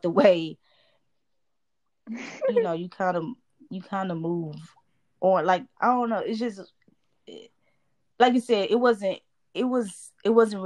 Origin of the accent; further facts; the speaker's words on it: Florida, United States; I'm from Florida